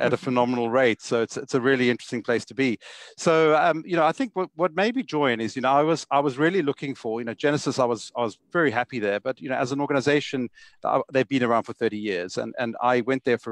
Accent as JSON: {"language": "English", "town": "Johannesburg", "region": "Gauteng", "country": "South Africa", "tie": "born or raised there", "said": "I originate from South Africa, as you can hear from my accent, Johannesburg. I went to school and grew up in Johannesburg my whole life"}